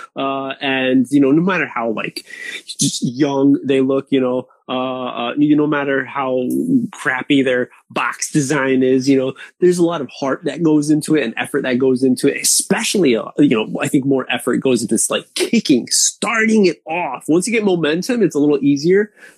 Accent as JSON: {"language": "English", "region": "East Coast", "country": "United States", "tie": "born or raised there", "moved": "as an adult", "lives_now": "Japan", "said": "my hometown, East Coast"}